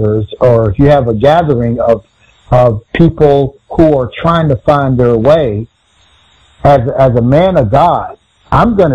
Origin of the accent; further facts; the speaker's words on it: Texas, United States; I was from Texas